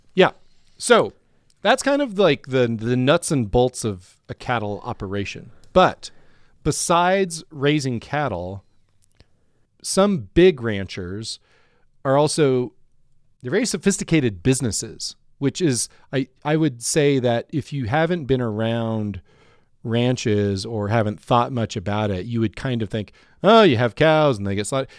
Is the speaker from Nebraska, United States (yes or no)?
yes; Ord, Nebraska, United States; now in Denver, United States; there were multiple feedlots around Ord, where I grew up